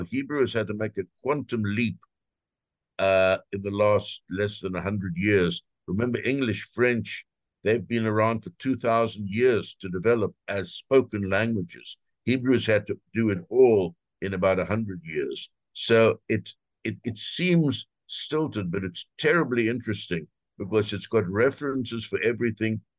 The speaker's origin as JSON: {"language": "English", "country": "South Africa", "tie": "born or raised there", "moved": "as an adult", "lives_now": "United States", "said": "I'm originally, I was born in South Africa uh, and um, I'm a physician"}